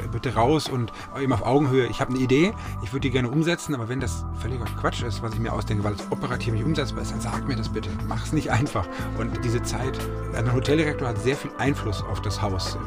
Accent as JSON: {"language": "German", "town": "Munich", "region": "Bavaria", "country": "Germany", "tie": "born or raised there", "also_born_or_lived": "Bielefeld / Hamburg / Switzerland / Zurich", "moved": "as an adult", "lives_now": "Mainz, Germany", "said": "Ich bin in München groß, ich liebe meine Ecken in München"}